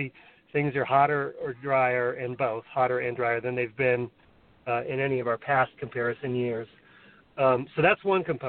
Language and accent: English; Santa Fe, New Mexico, United States; growing up in Santa Fe, like I said, in the 70s and the 80s